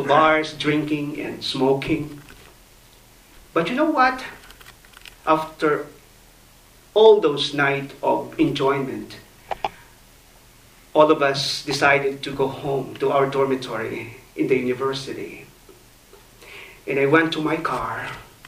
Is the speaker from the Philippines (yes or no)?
yes; Philippines; I grew up in the Philippines